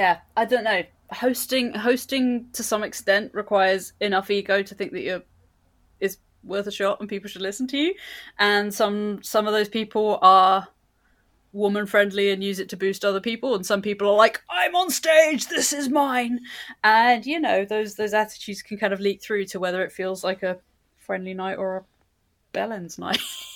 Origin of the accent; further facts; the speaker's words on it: London, United Kingdom; I was born and raised in London.